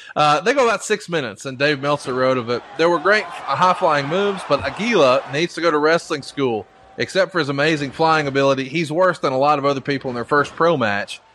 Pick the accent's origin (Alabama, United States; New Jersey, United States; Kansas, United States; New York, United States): Alabama, United States; I'm a hillbilly from Alabama